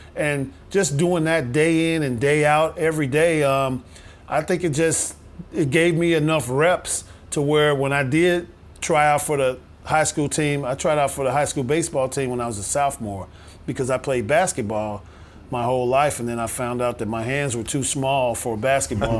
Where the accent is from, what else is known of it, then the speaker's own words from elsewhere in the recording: Chicago, Illinois, United States; growing up in Chicago